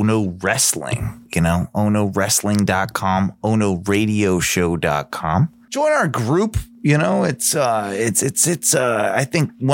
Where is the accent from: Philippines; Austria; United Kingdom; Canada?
United Kingdom; now in United States; I'm British. We can drink, you know. Yeah. Like, it's part of our, you know, DNA, and I was raised in that.